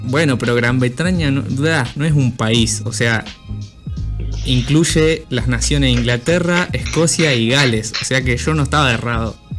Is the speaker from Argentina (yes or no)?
yes; Argentina; soy argentino